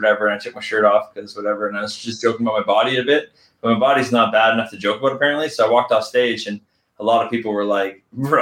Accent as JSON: {"language": "English", "country": "Canada", "said": "we're Canadian"}